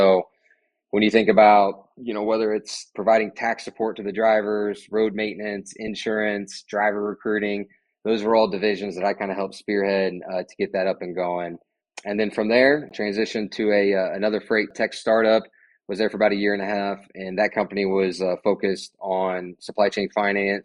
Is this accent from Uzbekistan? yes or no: no; Indianapolis, Indiana, United States; I'm a born and raised Hoosier. I've lived here in Indianapolis my entire life